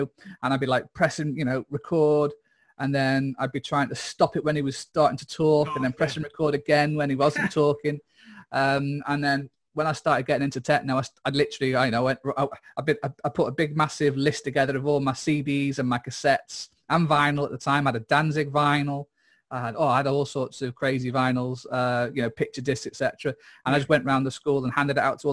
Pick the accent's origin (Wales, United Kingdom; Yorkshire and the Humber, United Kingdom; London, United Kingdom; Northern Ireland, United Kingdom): Wales, United Kingdom; Mold; also born or lived in Wrexham; I grew up in Mould